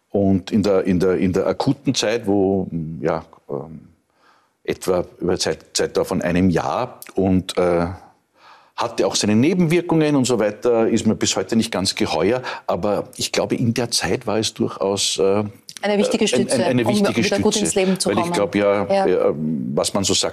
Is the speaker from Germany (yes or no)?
no; Lower Austria, Austria; wenn du, wenn ich als Niederösterreicher in die Steiermark